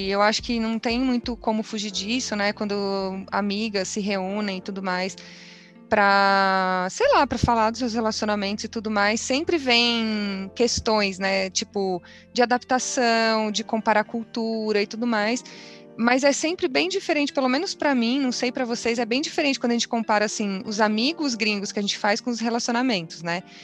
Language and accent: Portuguese; São Paulo, Brazil; Sou paulista